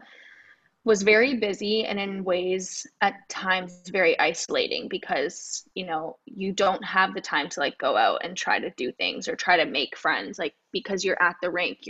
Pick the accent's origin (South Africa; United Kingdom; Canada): Canada; Toronto, Ontario; I'm from Toronto